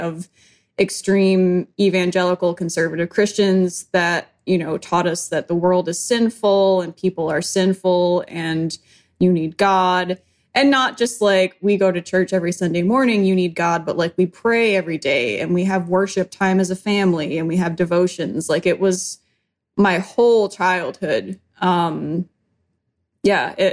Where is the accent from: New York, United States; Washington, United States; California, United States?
New York, United States; Western; moved away; I was growing up in Western New York. We moved around a little bit, but I mean, just kind of your standard apartment or house, depending on which state we were